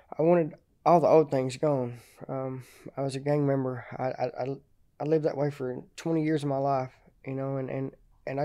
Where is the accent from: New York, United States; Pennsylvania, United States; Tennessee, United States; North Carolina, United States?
Tennessee, United States; Chattanooga; I grew up in Chattanooga.